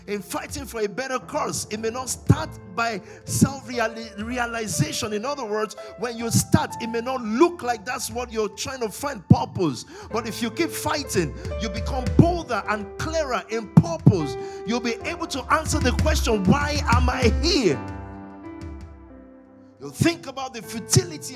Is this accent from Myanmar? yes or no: no; Nigeria; I'm from Nigeria. I'm African. But I'm from Nigeria. Precisely from the Yoruba tribe.